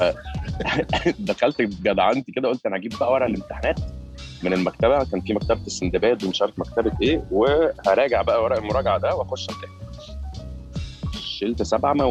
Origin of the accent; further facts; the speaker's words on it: Qatar; born there; البدايه كانت اول لما انا اتولدت في قطر ده كانت آه، اول خمس سنين من حياتي